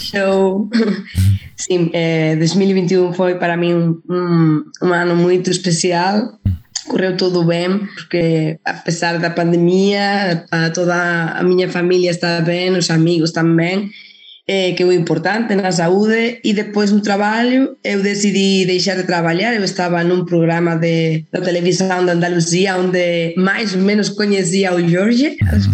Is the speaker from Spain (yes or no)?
yes; Salamanca, Castile and León, Spain; accent: Spanish; Portuguese is a second language; moved away as an adult; also born or lived in Madrid; now in Portugal; yo estaba en Salamanca, na minha terra